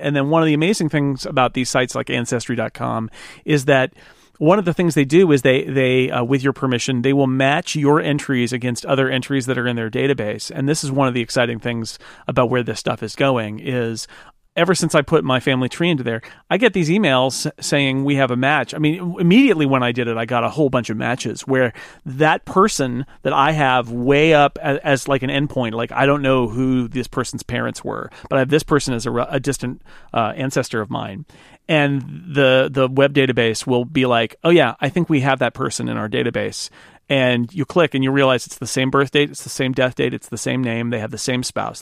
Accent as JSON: {"language": "English", "country": "United States", "said": "mine as an American"}